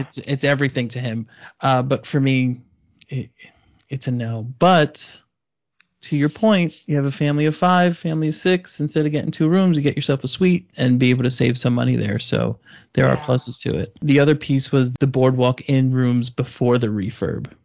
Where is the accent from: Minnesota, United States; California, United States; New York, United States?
New York, United States; I'm Italian from New York